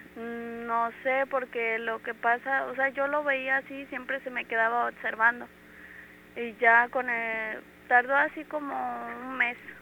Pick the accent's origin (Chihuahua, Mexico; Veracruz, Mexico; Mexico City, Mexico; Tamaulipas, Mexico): Veracruz, Mexico; Córdoba; De aquí, de Córdoba.